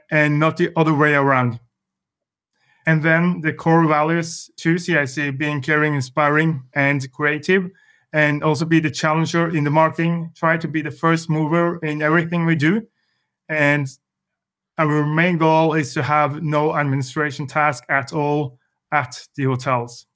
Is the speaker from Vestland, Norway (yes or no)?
no; Larvik, Vestfold, Norway; I grew up in a small city surrounded by, yeah, it's a summer city, uh, southern part of Norway called, uh, Larvik